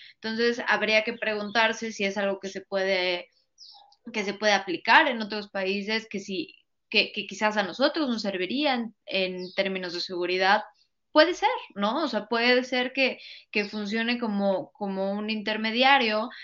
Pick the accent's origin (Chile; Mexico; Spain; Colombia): Mexico; nosotros como mexicanos